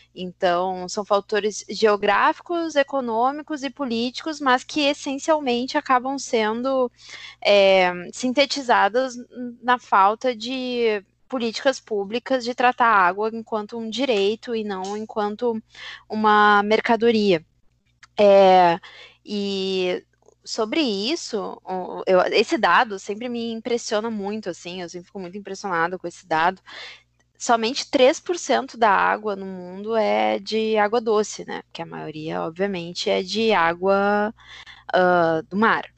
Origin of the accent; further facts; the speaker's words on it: Brazil; para a gente, enquanto brasileiros